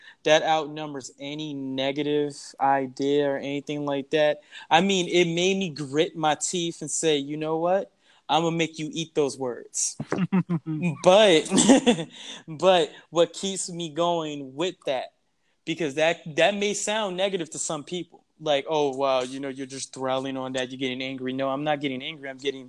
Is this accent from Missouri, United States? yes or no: no; San Antonio, Texas, United States; Me, I'm actually from San Antonio, Texas, and I grew up in that place. And then also my family's from Louisiana.